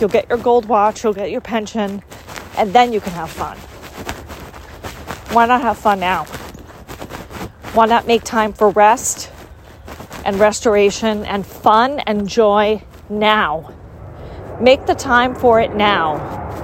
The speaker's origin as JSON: {"language": "English", "country": "United States", "tie": "born or raised there", "said": "grew up in the United States, and my overworking culture is part of being American"}